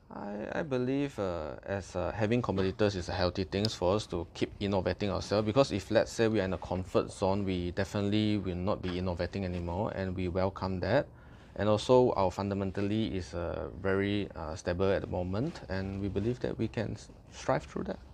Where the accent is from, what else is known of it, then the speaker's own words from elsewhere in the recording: Malaysia; as a Malaysian, we consume rice, we consume mee